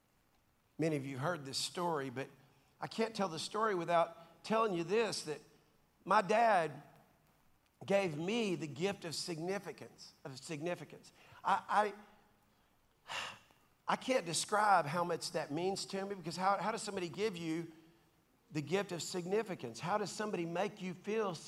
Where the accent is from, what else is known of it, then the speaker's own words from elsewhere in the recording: Dallas, Texas, United States; I grew up in South Dallas, in Oak Cliff, Cockrell Hill, to be specific